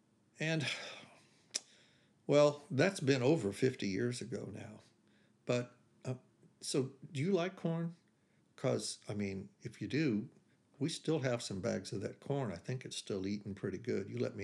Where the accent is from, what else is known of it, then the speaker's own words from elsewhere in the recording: Beech Grove, Indiana, United States; driving up to my mother's house in Beech Grove, where I grew up outside of Indianapolis